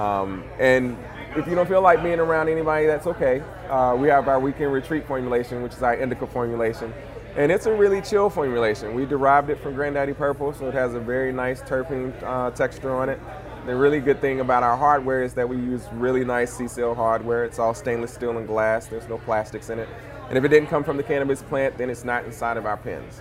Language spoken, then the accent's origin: English; Monroe, Louisiana, United States; also born or lived in Baton Rouge, Louisiana; I'm originally from uh, a little place in Louisiana called Monroe